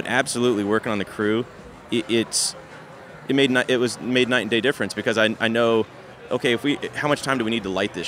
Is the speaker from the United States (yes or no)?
yes; Louisville, Kentucky, United States; I'm from Louisville, Kentucky, and we have the Big Lebowski Fest every year there